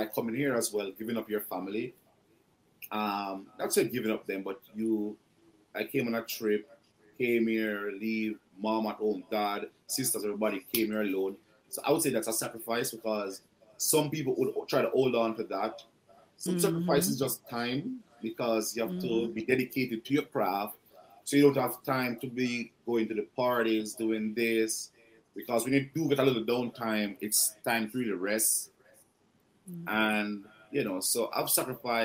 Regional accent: Jamaica; moved away as an adult; now in Canada; as a Jamaican chef

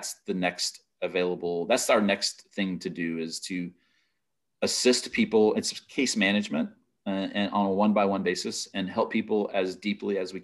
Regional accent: Lake Charles, Louisiana, United States; But Lake Charles is my hometown. I left there in 1983 when I was 13 years old

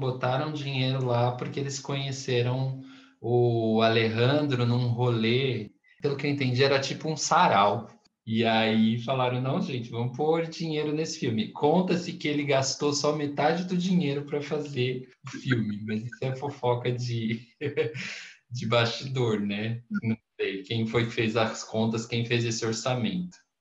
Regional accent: Brazil; eu ser brasileiro

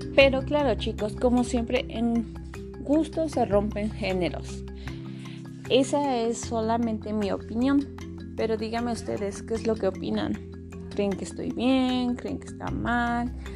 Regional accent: Mexico; somos mexicanos

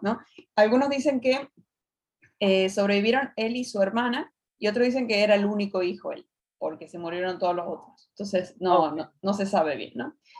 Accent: Argentina; de Argentina

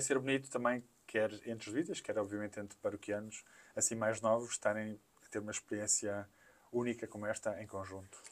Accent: Lisbon, Portugal; also born or lived in Angola; sou daqui de Lisboa, nasci né, aqui em Lisboa

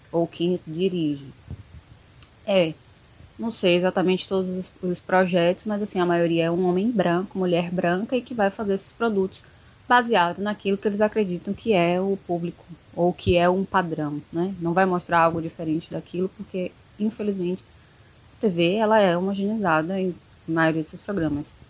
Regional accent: Salvador, Bahia, Brazil; eu sou de Salvador

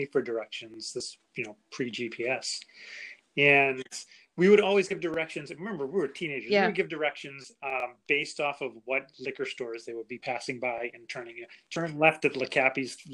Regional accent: Boston, Massachusetts, United States; also born or lived in upstate New York; I grew up in and around Boston

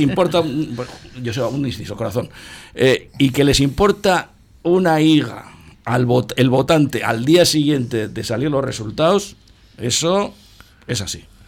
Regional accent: Portugalete, Basque Country, Spain; Yo nací en Manuel Calvo número 14

